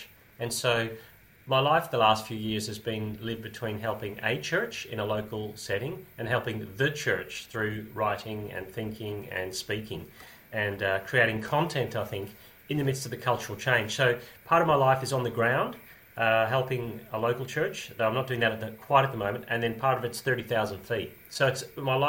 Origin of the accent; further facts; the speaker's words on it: Australia; And I grew up in Australia at that. I was just arriving in Australia at the age of 5 or 6, so that's 50 years ago.